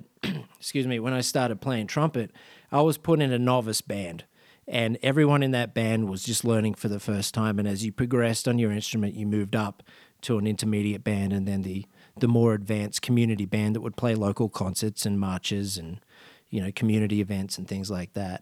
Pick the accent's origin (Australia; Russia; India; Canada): Australia; I grew up in Australia